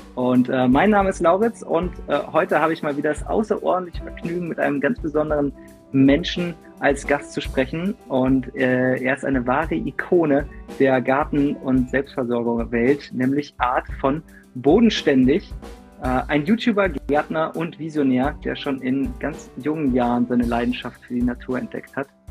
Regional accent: Fulda, Hesse, Germany; now in Freiburg, Germany; Ursprünglich komme ich aus Fulda, das ist in Hessen

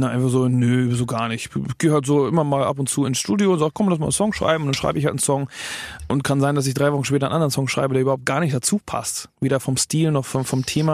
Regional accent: Germany; als Deutscher, der Englisch singt

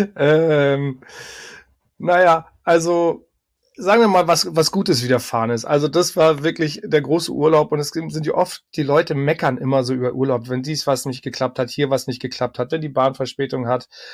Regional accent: Hamburg, Germany; moved away; also born or lived in Berlin; zurückgezogen in meine Geburtsstadt Hamburg

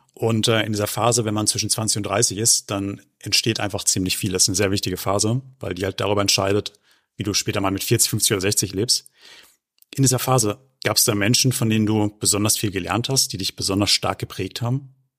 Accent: Germany; bei uns in Deutschland

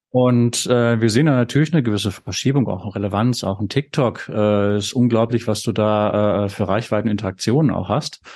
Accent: North Rhine-Westphalia, Germany; Ich selbst bin ja Ostwestfale

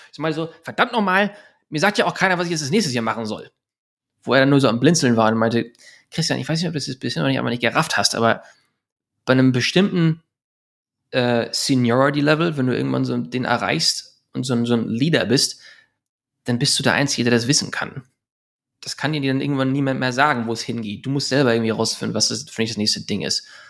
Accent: Germany; moved away as an adult; now in Los Angeles, United States; ich bin Deutscher

